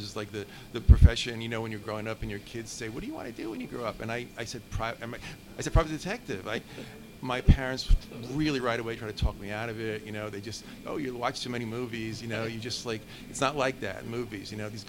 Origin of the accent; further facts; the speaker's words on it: New York, United States; now in Los Angeles, United States; I'm from New York, but I moved to L.A.